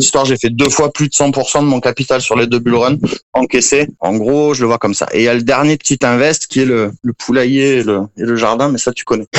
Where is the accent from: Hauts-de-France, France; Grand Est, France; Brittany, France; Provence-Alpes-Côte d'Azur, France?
Provence-Alpes-Côte d'Azur, France; Marseille; moved away as an adult; also born or lived in Corsica; now in Costa Rica; je suis originaire du sud de la France, vers Marseille. j'ai vécu beaucoup en Corse aussi